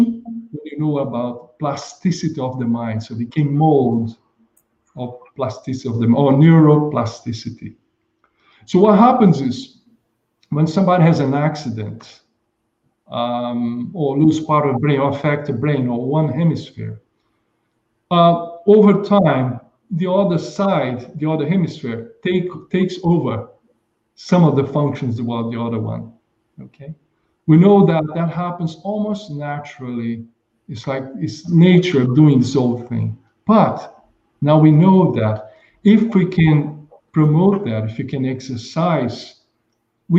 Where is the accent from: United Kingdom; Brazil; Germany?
Brazil; moved away; I was in my hometown in Brazil